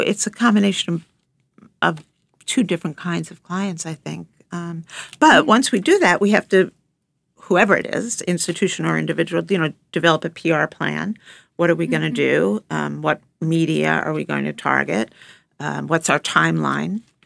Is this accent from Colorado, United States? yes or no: no; Long Island, New York, United States; I grew up on Long Island